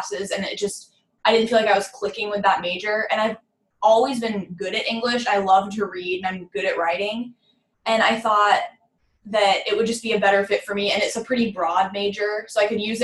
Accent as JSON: {"language": "English", "town": "Phoenix", "region": "Arizona", "country": "United States", "moved": "as an adult", "lives_now": "Waco, United States", "said": "I'm from Phoenix, Arizona, which is pretty far"}